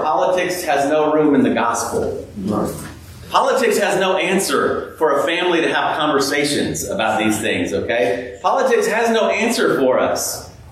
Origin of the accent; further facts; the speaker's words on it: California, United States; now in Clemson, United States; I grew up out in California